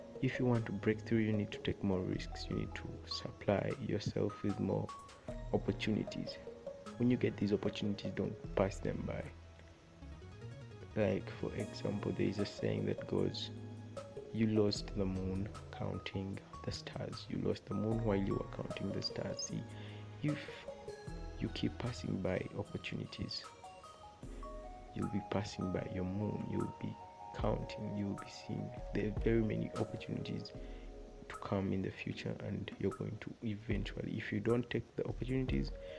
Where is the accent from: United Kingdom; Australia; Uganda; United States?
Uganda; I'm from Uganda.